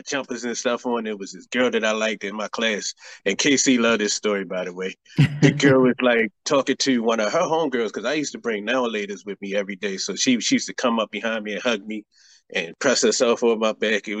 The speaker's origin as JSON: {"language": "English", "town": "Baltimore", "region": "Maryland", "country": "United States", "tie": "born or raised there", "said": "my hometown of Baltimore"}